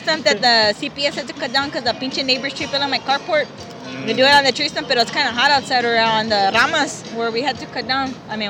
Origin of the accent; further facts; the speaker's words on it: Corpus Christi, Texas, United States; I'm one of the Corpus Christi mermaids.